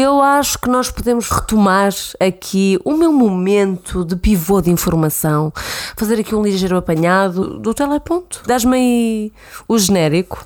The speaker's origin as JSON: {"language": "Portuguese", "town": "Santa Maria da Feira", "region": "Norte", "country": "Portugal", "moved": "as an adult", "lives_now": "Lisbon, Portugal", "said": "tenho 26 anos, venho de Santa Maria da Feira. Estou em Lisboa há sensivelmente 6 anos"}